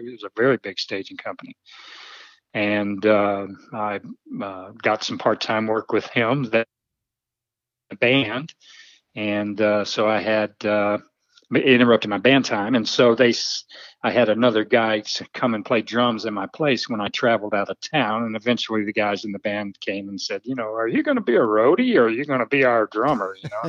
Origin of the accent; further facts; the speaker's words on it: Little Rock, Arkansas, United States; also born or lived in Benton, Arkansas; Barrow Road area. So grew up there, and then lived out in Southwest Little Rock for years, and then eventually moved out to Benton.